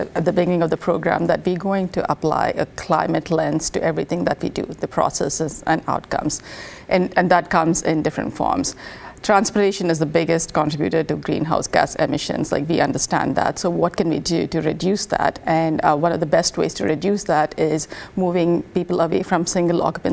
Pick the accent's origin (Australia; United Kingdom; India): India; now in United States; transit was always available where I grew up in India.